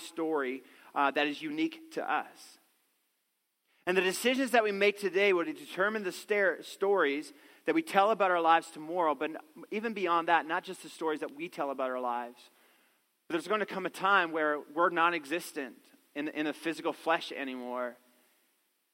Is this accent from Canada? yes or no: yes; Newfoundland and Labrador, Canada; I grew up in the East Coast, a little town in Newfoundland, and there was this beautiful river that ran through our town